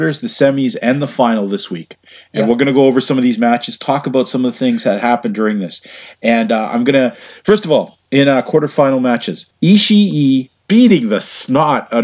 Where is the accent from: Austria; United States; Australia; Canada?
Canada; Western Canada; I'm from Western Canada